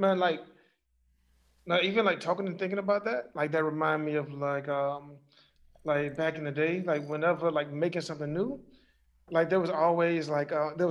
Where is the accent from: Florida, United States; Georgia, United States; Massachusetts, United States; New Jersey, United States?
Georgia, United States; Macon; I'm like from Macon